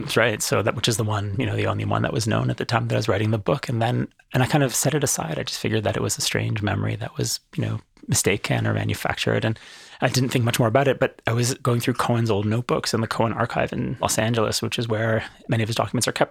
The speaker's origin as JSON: {"language": "English", "country": "Canada", "moved": "yes", "lives_now": "Jerusalem, Israel", "said": "I'm a Canadian."}